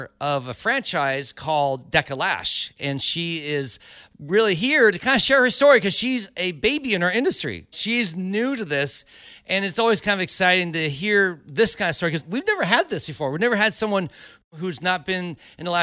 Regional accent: Cupertino, California, United States; moved away as an adult; now in Los Angeles, United States; I grew up in Cupertino

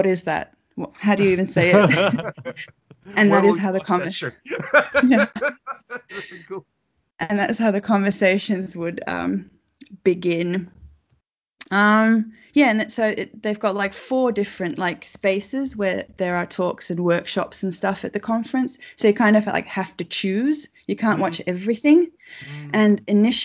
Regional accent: Finland; I come from Finland

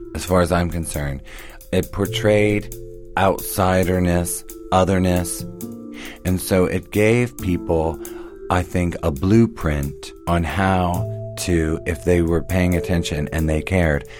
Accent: Hagerstown, Maryland, United States; grew up in Western Maryland in a small town called Hagerstown

